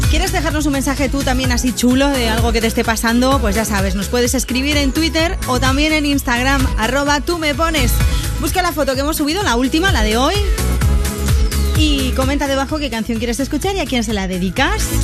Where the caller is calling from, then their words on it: Málaga, Andalusia, Spain; Hola, ¿qué tal? … de Málaga